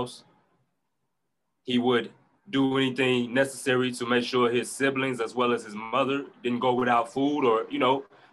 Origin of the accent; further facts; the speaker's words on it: Chicago, Illinois, United States; moved away; also born or lived in Indianapolis; So I come from Chicago, South Side. It's a rough area